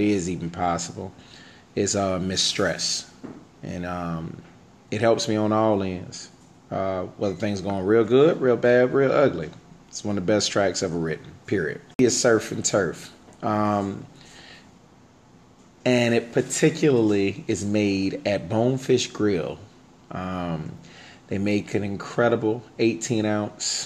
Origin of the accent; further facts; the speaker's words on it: Fort Lauderdale, Florida, United States; I was born and raised down here in South Florida, in Fort Lauderdale, Florida